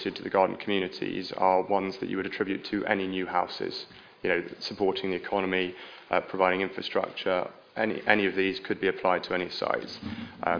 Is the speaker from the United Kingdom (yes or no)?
yes; Uttlesford, East of England, United Kingdom; I myself grew up in Uttlesford and have lived there most of my life